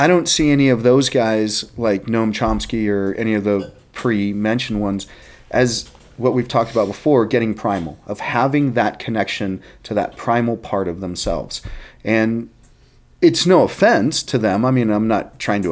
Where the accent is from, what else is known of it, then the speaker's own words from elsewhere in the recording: Texas, United States; I'm from Texas, right? I mean, that's where I'm from.